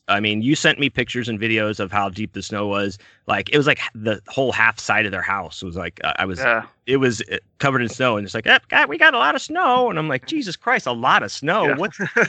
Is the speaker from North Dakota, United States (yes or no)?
no; Texas, United States; I'm from Texas.